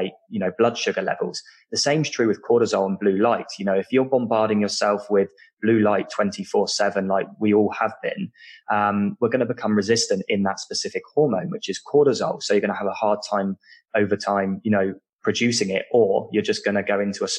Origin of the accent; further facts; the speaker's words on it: United Kingdom; accent: British; people can tell from my accent that I'm British